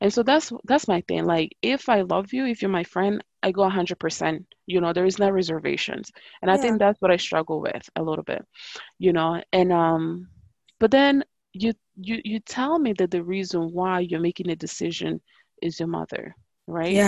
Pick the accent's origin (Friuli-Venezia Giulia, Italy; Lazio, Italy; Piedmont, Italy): Friuli-Venezia Giulia, Italy; Pordenone; growing up in Italy